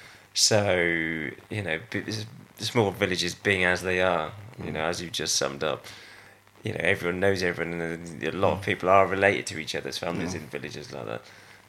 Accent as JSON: {"language": "English", "town": "Avening", "region": "South West England", "country": "United Kingdom", "tie": "born or raised there", "also_born_or_lived": "Stroud"}